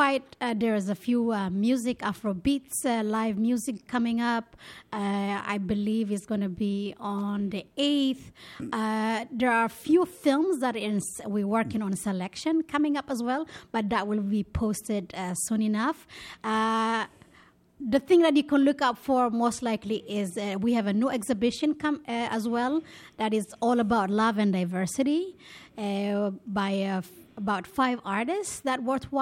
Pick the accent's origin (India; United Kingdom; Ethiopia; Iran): Ethiopia; also born or lived in Israel; now in New York, United States; which represents my upbringing, being Ethiopian, being Israeli, and now being New Yorker.